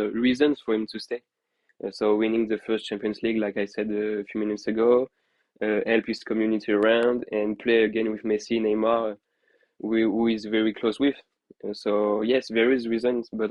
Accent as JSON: {"language": "English", "town": "Paris", "region": "Île-de-France", "country": "France", "tie": "born or raised there", "moved": "yes", "said": "As myself, a former Parisian, I was born in Paris"}